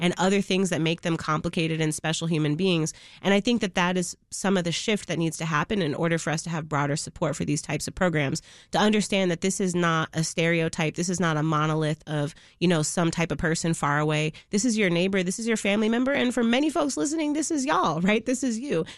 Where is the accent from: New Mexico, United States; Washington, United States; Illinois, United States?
Illinois, United States; Chicago; I grew up in Logan Square before it was the Logan Square that it is now